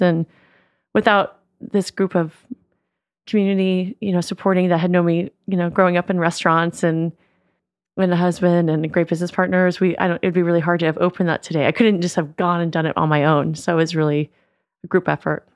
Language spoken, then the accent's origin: English; West Marin, California, United States; we grew up in West Marin